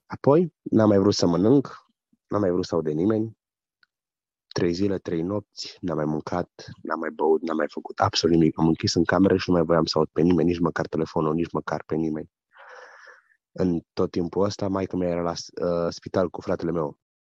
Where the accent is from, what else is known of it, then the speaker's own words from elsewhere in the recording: Austria; Sunt din Austria, frecventez biserica Maranata din Lenzing